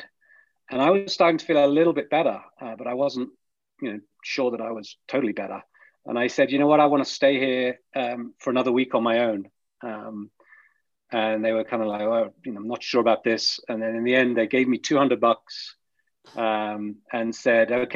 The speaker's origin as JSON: {"language": "English", "region": "the middle of England", "country": "United Kingdom", "tie": "born or raised there", "said": "I grew up in England. I grew up in, you know, the middle of England in a village."}